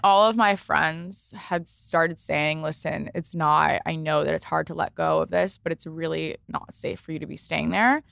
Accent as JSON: {"language": "English", "region": "East Coast", "country": "United States", "also_born_or_lived": "Los Angeles", "moved": "yes", "lives_now": "New York, United States", "said": "I'm from the East Coast originally."}